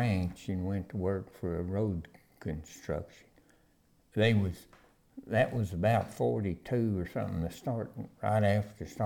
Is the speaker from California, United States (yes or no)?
no; near Pampa, Texas Panhandle, United States; living out on the ranch like that, we didn't go to town much